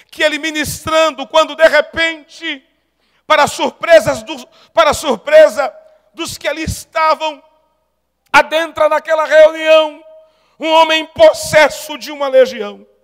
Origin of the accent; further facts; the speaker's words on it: Paraíba, Brazil; Como bom paraibano